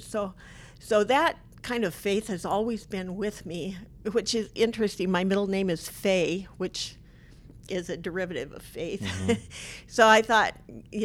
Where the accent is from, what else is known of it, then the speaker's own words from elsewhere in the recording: Bridal Veil, Oregon, United States; I was brought up in Bridalville, Oregon, which is pretty close to Multnomah Falls